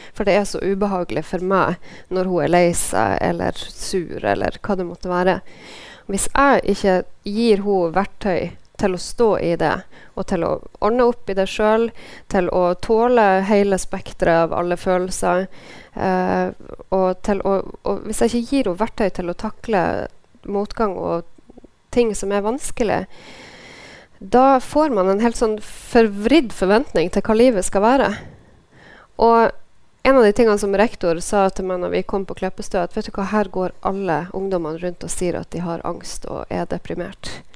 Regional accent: Norway; landet mitt

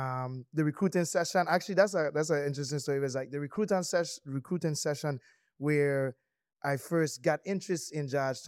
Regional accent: St. Croix, U.S. Virgin Islands; I went to Miami more times growing up on St. Croix than I went to St. Thomas.

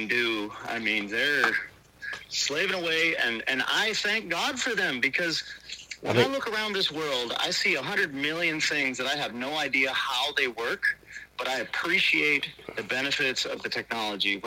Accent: Rochester, New York, United States; moved away as an adult; also born or lived in Colorado; I was born in Rochester, New York, in the inner city

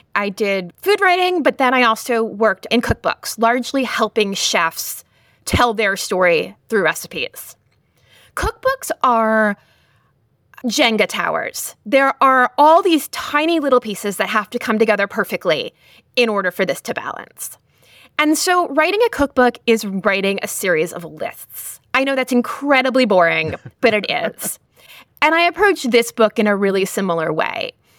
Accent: Lowell, Massachusetts, United States; the Lowell Sun, which was my hometown newspaper

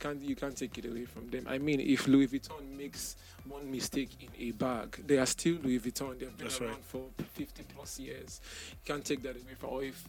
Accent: Port Harcourt, Rivers State, Nigeria; I'm from Port Harcourt

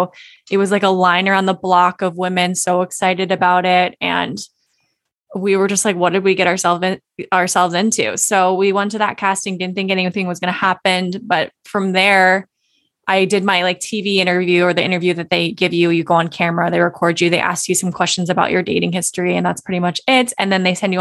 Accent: Virginia Beach, Virginia, United States; moved away as an adult; now in Cincinnati, United States; I grew up in Virginia Beach, Virginia. I'm currently in Ohio. I'm in Cincinnati, Ohio.

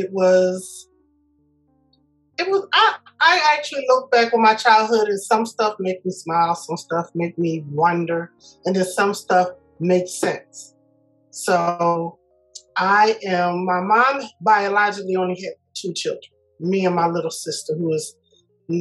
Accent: Philadelphia, Pennsylvania, United States; I was born in Philadelphia at a hospital that is no longer there

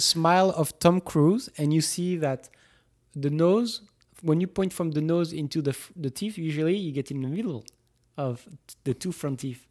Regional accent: Toulouse, Occitania, France; moved away; three hours from Toulouse, from my hometown

